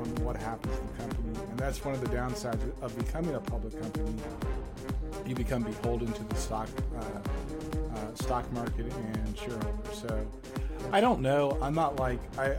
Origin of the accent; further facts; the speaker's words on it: New York City, New York, United States; moved away; also born or lived in the South; I'm from Harlem.